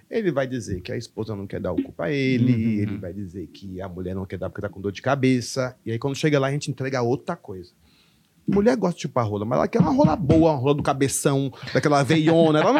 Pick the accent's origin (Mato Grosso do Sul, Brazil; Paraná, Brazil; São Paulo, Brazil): Paraná, Brazil; Curitiba; Meu irmão, eu, eu, eu sou de Curitiba. Nasci em Curitiba.